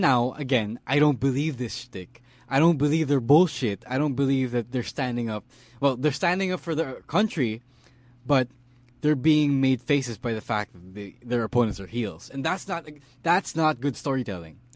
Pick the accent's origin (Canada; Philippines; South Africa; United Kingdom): Philippines; Stan and I, we're both from the University of the Philippines